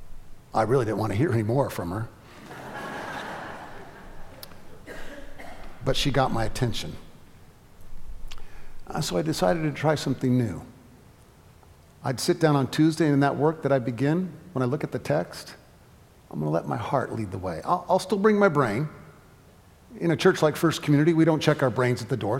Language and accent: English; California, United States; moved away as an adult; also born or lived in Atlanta; I'm from California, where a storage shack in your backyard goes for $1 million if it's got a view